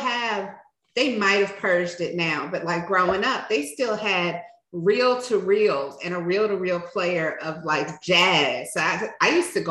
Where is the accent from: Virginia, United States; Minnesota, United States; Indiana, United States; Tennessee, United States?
Virginia, United States; Richmond; we grew up in Richmond. I spent half of my childhood in an area, Northside, my whole childhood in Northside, but in an area called Battery Park